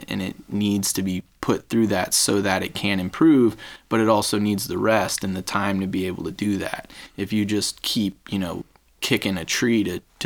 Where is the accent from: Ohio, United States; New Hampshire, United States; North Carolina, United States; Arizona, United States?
North Carolina, United States; I grew up in North Carolina